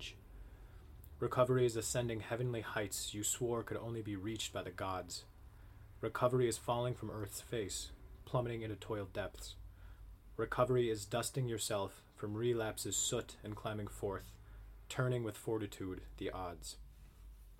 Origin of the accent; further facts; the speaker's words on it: Upper Peninsula of Michigan, United States; I was born and raised in the Upper Peninsula of Michigan